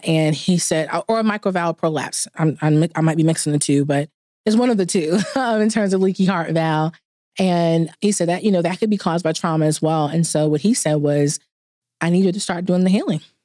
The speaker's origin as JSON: {"language": "English", "town": "New York City", "region": "New York", "country": "United States", "moved": "yes", "lives_now": "Atlanta, United States", "said": "I'm initially from New York, so the Big Apple. Currently live in Atlanta"}